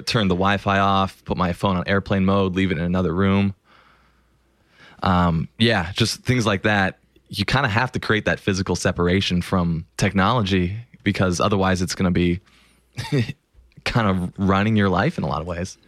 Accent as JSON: {"language": "English", "town": "Los Angeles", "region": "California", "country": "United States", "tie": "born or raised there", "said": "I grew up in Los Angeles and I grew up a huge Lakers fan from day one."}